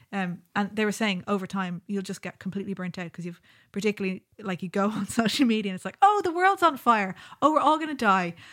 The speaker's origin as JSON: {"language": "English", "country": "Ireland", "tie": "born or raised there", "said": "Growing up in Ireland"}